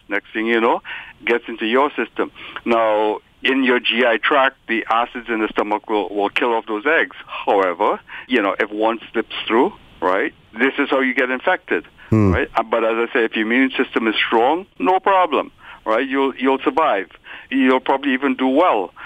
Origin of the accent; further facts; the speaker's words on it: Trinidad & Tobago; When I was growing up in Trinidad, right, my grandmother, right, lived with us